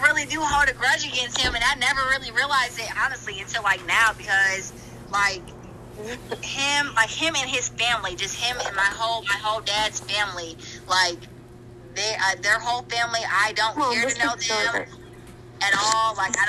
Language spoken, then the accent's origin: English; Michigan, United States; now in North Carolina, United States; she moved us to North Carolina. I'm from Michigan, so she moved us all the way down here. We had no family here